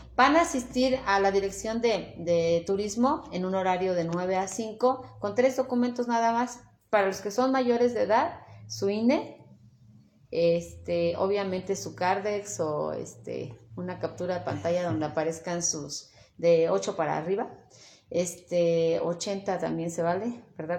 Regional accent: Tetela de Ocampo, Puebla, Mexico; y sí, soy de Tetela de Ocampo, orgullosamente tetelense

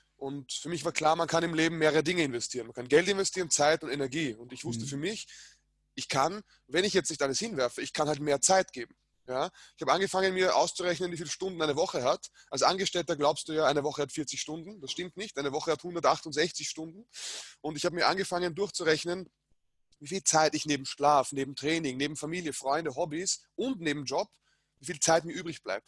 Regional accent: Vienna, Austria; ich bin in Wien geboren

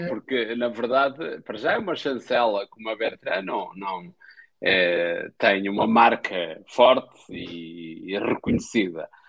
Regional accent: Espinho, Aveiro District, Portugal; eu sou do Espinho

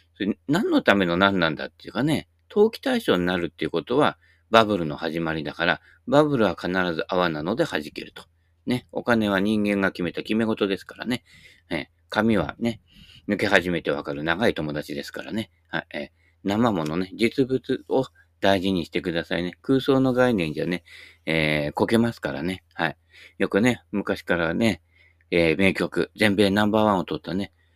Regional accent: Kashiwa, Chiba, Japan; also born or lived in Kanagawa; 俺はあの、都会の生まれだからね。はい。都会と言っても柏だけどね。あ、生まれたのはもっとね、神奈川ですからね。

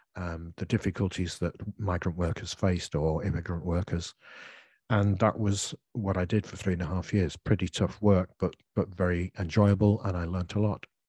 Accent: United Kingdom; accent: British English; as a British English speaker

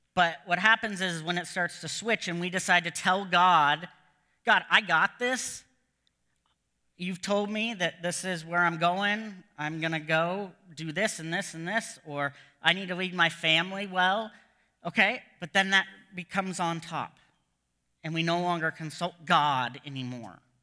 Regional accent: United States; moved away as an adult; now in Canada; as an American

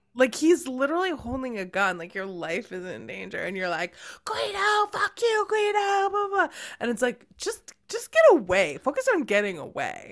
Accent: Cambridge, Massachusetts, United States; born or raised there

